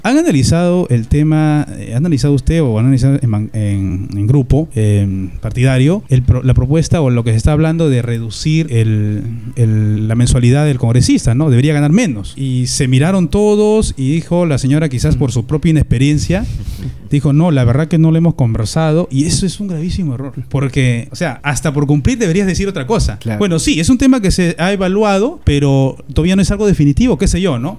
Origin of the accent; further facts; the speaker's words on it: Sayán, Lima, Peru; also born or lived in Huacho; Yo soy, yo provengo de Lima Provincias, de Distrito de Sayán, Huacho y Lima Provincias también.